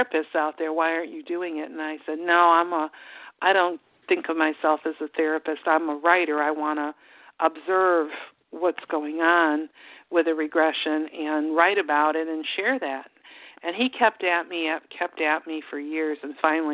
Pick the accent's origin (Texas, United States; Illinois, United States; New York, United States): Illinois, United States; Chicago; moved away as an adult; now in Charlottesville, United States; When I was growing up in Chicago, I never felt like that was home